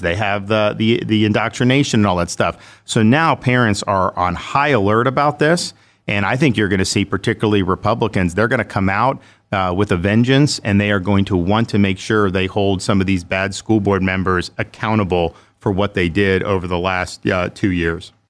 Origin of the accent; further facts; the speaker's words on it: Dunedin, Florida, United States; also born or lived in Jacksonville, Florida / Orlando, Florida; I grew up in Dunedin, Florida, which is in Pinellas County, the Tampa, Saint Pete area.